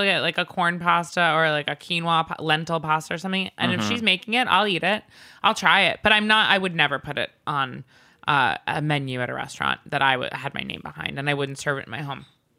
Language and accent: English; New York City, New York, United States; I'm from New York City.